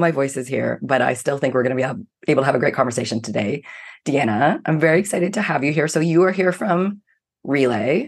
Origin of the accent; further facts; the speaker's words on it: Canada; I'm a Canadian